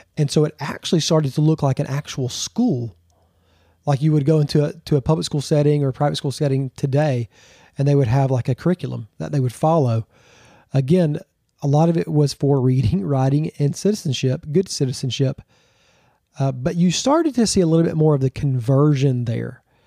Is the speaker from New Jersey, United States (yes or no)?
no; Georgia, United States; also born or lived in Texas / Florida; I'm originally from Georgia, born and raised.